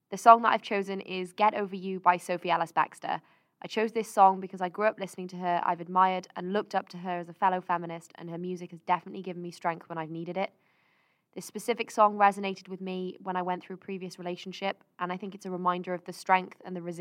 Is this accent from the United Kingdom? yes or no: yes; Cardiff, Wales, United Kingdom; I'm from Cardiff originally, and I've been lucky enough to grow up around a host of fierce, strong, and wonderful individuals.